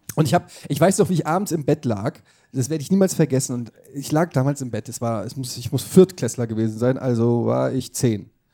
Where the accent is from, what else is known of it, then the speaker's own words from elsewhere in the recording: Frankfurt, Hesse, Germany; ich komme aus Frankfurt